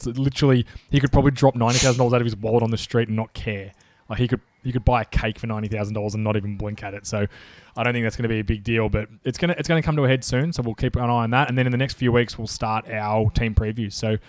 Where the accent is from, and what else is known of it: Australia